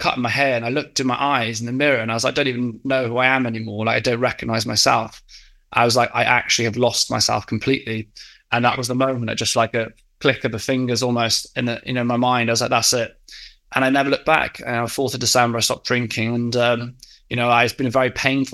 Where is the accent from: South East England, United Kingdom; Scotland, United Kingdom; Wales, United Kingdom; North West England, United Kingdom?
Wales, United Kingdom; West; moved away as an adult; also born or lived in Exeter; now in London, United Kingdom; I grew up in West Wales